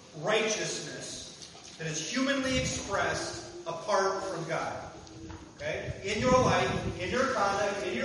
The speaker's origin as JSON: {"language": "English", "region": "Kansas", "country": "United States", "tie": "born or raised there", "said": "I grew up in Kansas."}